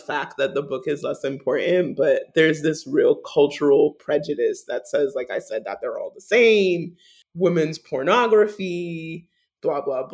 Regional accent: New York City, New York, United States; as a New Yorker

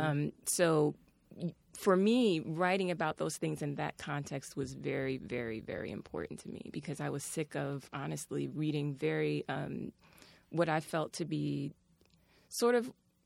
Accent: New York City, New York, United States; I was raised out in Brooklyn

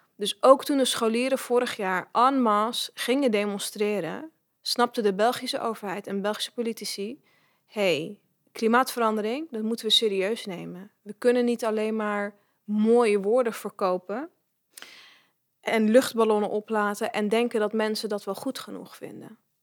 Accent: Netherlands; ik ben geboren en getogen in Nederland

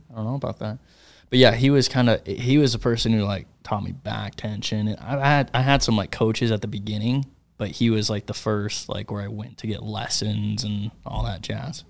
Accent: Michigan, United States; moved away; growing up in Michigan

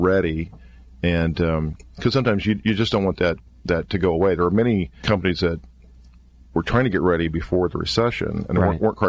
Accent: Kansas, United States; I hail from a small town in Kansas

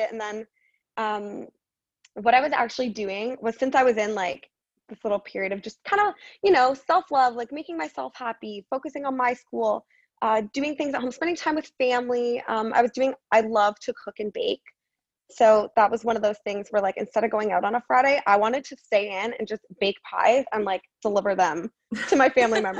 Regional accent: Guelph, Ontario, Canada; moved away as an adult; also born or lived in Toronto area, Canada; now in Arizona, United States; So I'm a Canadian girl. I was born just outside of Toronto, and then I lived in Guelph my whole life. Um, that's actually where I ended up going to university as well.

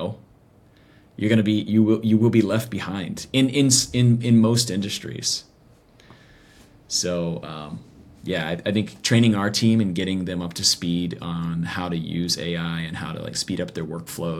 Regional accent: Nashville, Tennessee, United States; I grew up in Nashville actually. So, I grew up in Music City

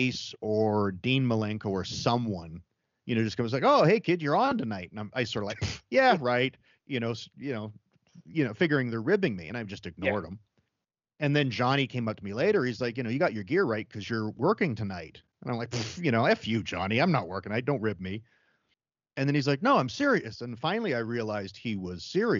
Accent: Calgary, Alberta, Canada; born or raised there

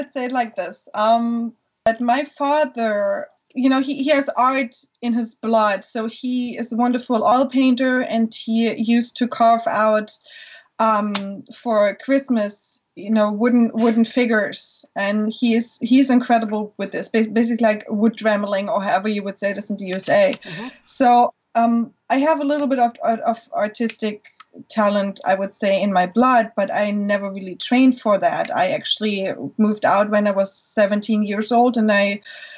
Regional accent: Germany; English is a second language; moved away as an adult; now in Florida, United States; I was born in Germany.

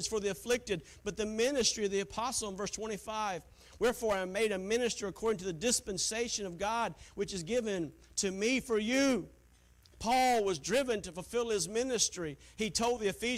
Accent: Taylors, South Carolina, United States; moved away; She was from the same town that I was from, Taylor, South Carolina

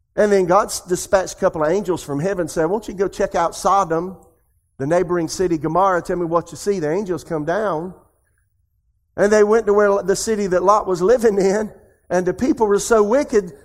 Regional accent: Podunksville, South Carolina, United States; moved away as an adult; also born or lived in Tulsa, Oklahoma / Raleigh, North Carolina; I'm from Podunksville, South Carolina

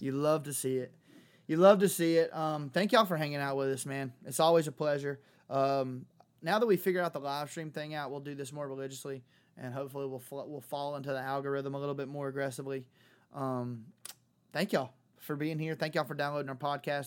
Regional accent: Clanton, Alabama, United States; moved away; go back to my hometown and play a gig, uh, for, for, for the people that, that raised me

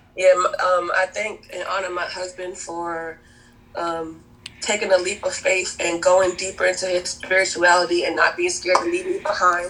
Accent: Providence, Rhode Island, United States; also born or lived in Cape Verde; now in South Carolina, United States; I'm originally from Providence, Rhode Island. My family's from the Cape Verdean Islands, but I found my home and my peace in South Carolina.

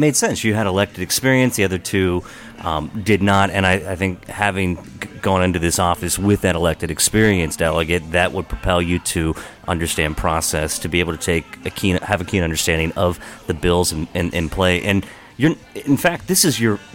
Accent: Hagerstown, Maryland, United States; I'm like a, a fourth or fifth generation Hagerstonian

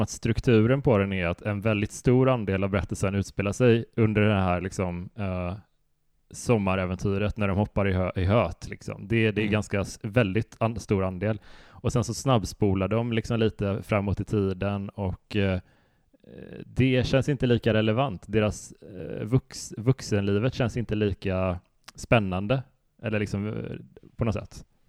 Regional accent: Västra Götaland, Sweden; det finns en sjö ganska nära där vi växte upp som heter Helsjön som är en sån eh, kurortssjö

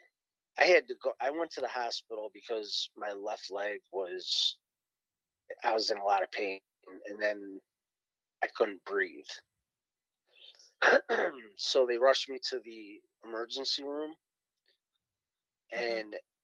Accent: Cleveland, Ohio, United States; I'm from Cleveland, Ohio, born and raised.

